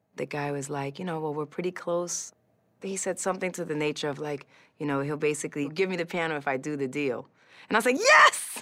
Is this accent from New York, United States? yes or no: yes; New York City, New York, United States; I grew up in New York City, Hell's Kitchen, and it looked exactly how it sounds